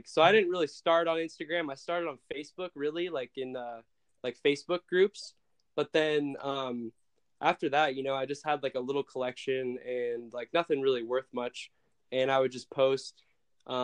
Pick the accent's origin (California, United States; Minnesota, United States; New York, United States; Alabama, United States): New York, United States; Brooklyn; also born or lived in Philadelphia; I was born in Philadelphia, Pennsylvania, and at the age of two, I moved to Brooklyn, New York